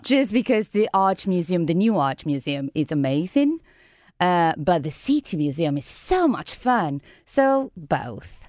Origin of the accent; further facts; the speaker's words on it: Caracas, Capital District, Venezuela; now in San Luis; I From Venezuela, I grew up in Caracas